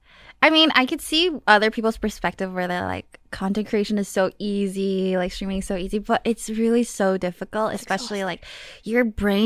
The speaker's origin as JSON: {"language": "English", "region": "New York", "country": "United States", "tie": "born or raised there", "said": "growing up in New York, like it's really like hustle grind."}